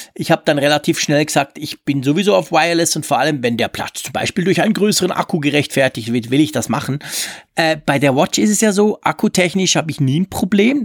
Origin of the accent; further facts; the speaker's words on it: Switzerland; als Schweizer